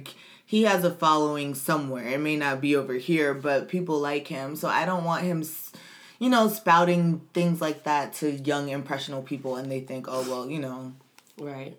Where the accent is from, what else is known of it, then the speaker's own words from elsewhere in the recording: United States; being an American but being born to foreign parents, to Caribbean parents